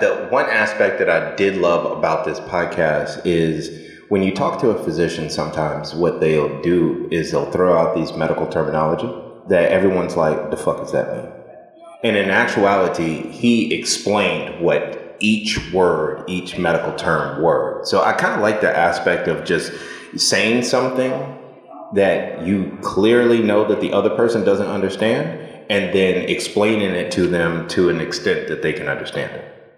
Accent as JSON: {"language": "English", "town": "Stockbridge", "region": "Georgia", "country": "United States", "tie": "born or raised there", "said": "I grew up in Stockbridge, Georgia, outside of Atlanta, Georgia"}